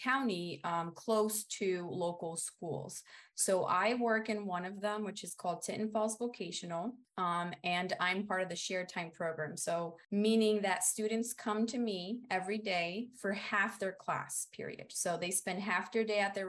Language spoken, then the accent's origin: English; Brazil; now in United States; I come from Brazil, from a rural region where teachers are not valued that much